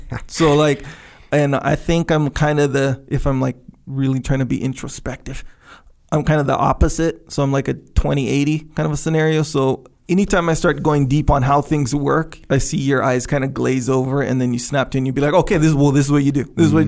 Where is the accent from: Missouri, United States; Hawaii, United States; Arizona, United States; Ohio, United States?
Hawaii, United States; Waimanalo; But if you're from Waimanalu and I'm from Waimanalu, if we meet, we can meet in Dubai, me and you brothers, 100%.